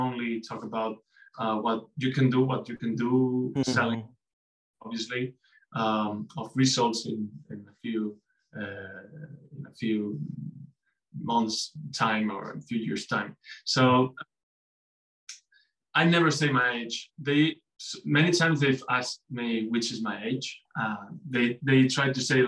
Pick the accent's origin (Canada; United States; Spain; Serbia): Spain; Mallorca, Balearic Islands; English is a second language; now in Madrid, Spain; I come from Mallorca. I love my Iceland, but always I've said that Madrid is my city